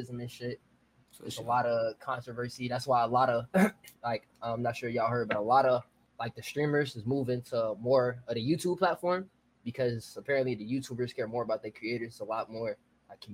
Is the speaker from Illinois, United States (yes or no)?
yes; Chicago, Illinois, United States; I'm from Chicago, south side